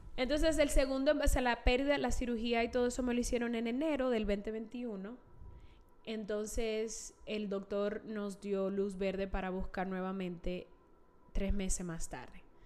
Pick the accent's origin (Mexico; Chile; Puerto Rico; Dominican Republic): Dominican Republic; Santiago de los Caballeros, Santiago; moved away as an adult; now in Utah, United States; soy de Santiago